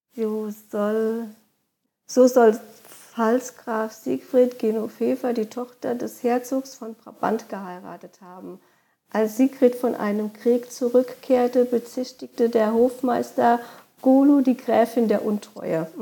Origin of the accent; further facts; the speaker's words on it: Koblenz area, Rhineland-Palatinate, Germany; also born or lived in Lahnstein / Westerwald; meine Heimatregion, ähm, sind die Ausläufer dann bei Koblenz am deutschen Eck